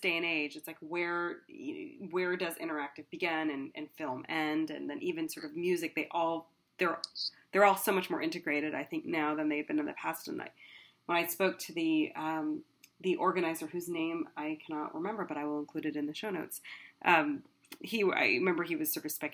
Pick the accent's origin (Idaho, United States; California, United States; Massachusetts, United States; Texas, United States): Texas, United States; moved away; my home state of Texas